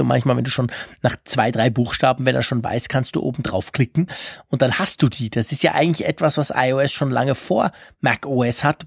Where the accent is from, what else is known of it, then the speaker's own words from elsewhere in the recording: Switzerland; als Schweizer